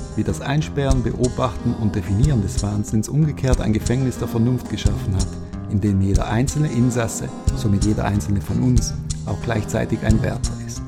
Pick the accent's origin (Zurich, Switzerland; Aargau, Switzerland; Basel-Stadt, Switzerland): Basel-Stadt, Switzerland; Basel; in meiner Heimatstadt Basel